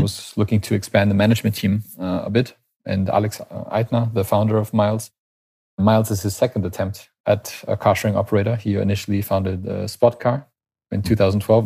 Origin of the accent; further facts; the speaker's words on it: Canada; moved away as an adult; now in Berlin, Germany; I'm natively Canadian.